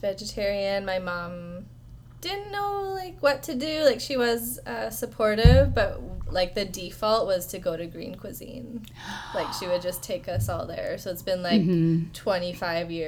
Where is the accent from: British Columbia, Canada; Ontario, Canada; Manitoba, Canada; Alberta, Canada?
British Columbia, Canada; Victoria; we grew up in Victoria with like a granola mom